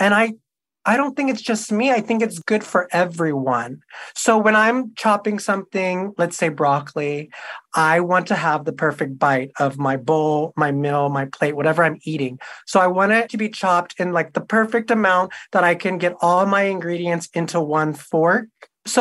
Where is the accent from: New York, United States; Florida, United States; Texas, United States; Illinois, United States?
Texas, United States; Houston; moved away as an adult; now in Los Angeles, United States; I am from Houston, Texas. I live in Los Angeles. I moved here, like 7 years ago